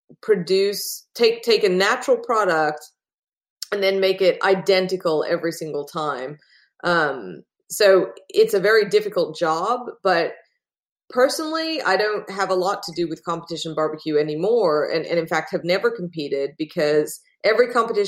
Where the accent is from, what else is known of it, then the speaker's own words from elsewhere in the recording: Australia; accent: hybrid; now in Austin, United States; So I'm originally from Australia, which is why I have a very strange hybrid accent, but I live in Texas now, in Austin, Texas.